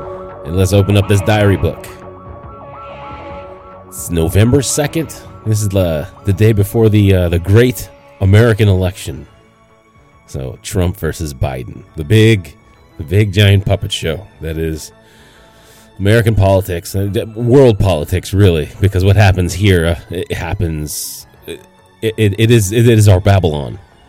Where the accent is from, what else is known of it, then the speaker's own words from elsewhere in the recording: Canada; moved away as an adult; now in United States; I grew up in Canada for, you know, 20 years before I left for the States. 19, I left.